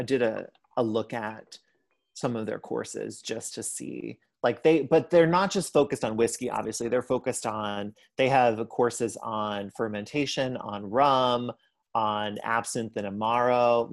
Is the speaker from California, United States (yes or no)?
no; Pittsburgh, Pennsylvania, United States; born there; although I do say that I'm from Ohio, because I claim Ohio as part of my historic roots, I was born in Pittsburgh.